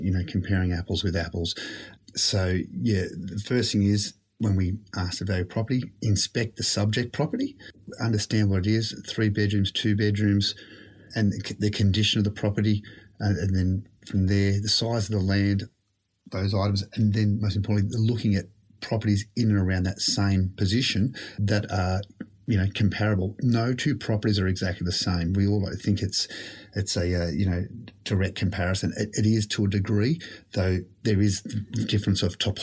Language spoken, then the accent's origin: English; Sydney, New South Wales, Australia; I've lived in a number of different homes with my family growing up in the Shire.